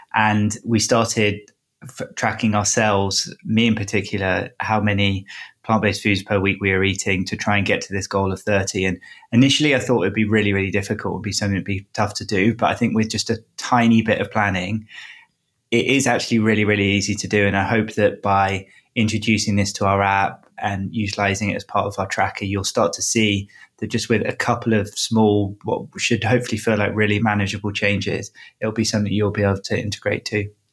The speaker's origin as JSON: {"language": "English", "region": "England", "country": "United Kingdom", "tie": "born or raised there", "moved": "yes", "said": "growing up in England"}